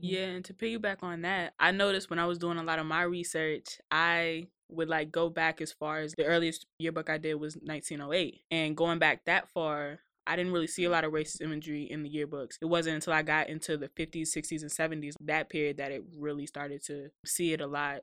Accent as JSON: {"language": "English", "town": "Woodbridge", "region": "Virginia", "country": "United States", "tie": "born or raised there", "said": "I'm from Woodbridge, since Northern Virginia"}